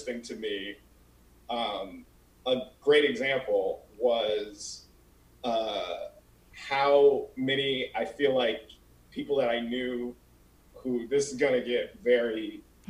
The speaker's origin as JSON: {"language": "English", "region": "Colorado", "country": "United States", "moved": "as an adult", "lives_now": "California, United States", "said": "I'm not from California, and I feel like, you know, I've only been here 5 years. So I'm from Colorado"}